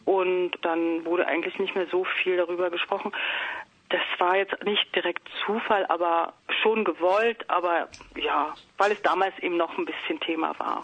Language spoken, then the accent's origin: German; Potsdam, Brandenburg, Germany; moved away; ich komme komm ja aus Potsdam